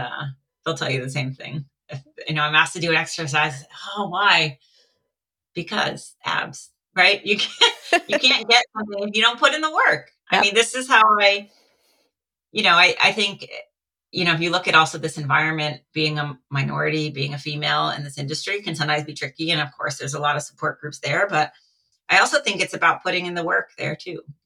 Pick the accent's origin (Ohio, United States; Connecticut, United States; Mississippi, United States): Connecticut, United States; moved away as an adult; now in California, United States; I grew up in Connecticut, so I grew up watching the UConn Huskies